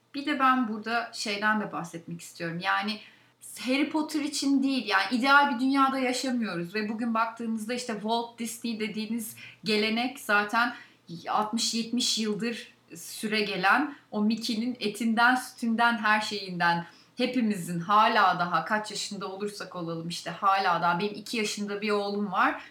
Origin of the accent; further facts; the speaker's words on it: a district of Balıkesir, Turkey; moved away; Balıkesir'in ilçesi Edirne'de doğdum ve liseyi bitirene kadar orada okudum